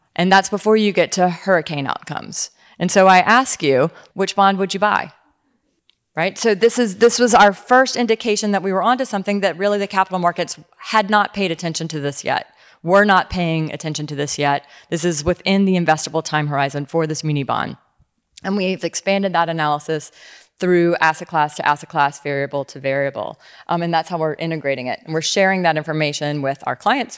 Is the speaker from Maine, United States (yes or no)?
no; Louisiana, United States; I grew up in Louisiana